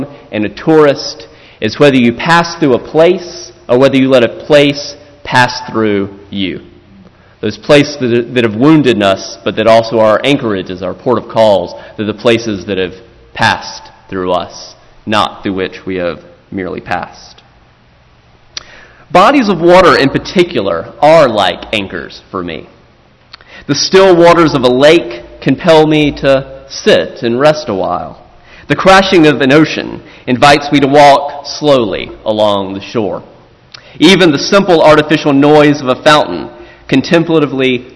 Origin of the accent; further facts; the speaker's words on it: South Carolina, United States; my home state of South Carolina